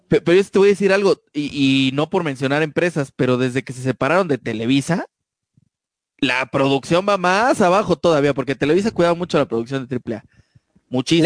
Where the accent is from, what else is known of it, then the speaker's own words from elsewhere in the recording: Mexico; somos mexicanos, es nuestro lenguaje, así hablamos muchos